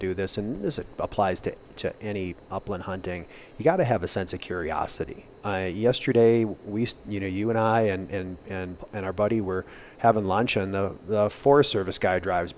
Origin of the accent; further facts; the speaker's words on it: Wisconsin, United States; I grew up deer hunting in Wisconsin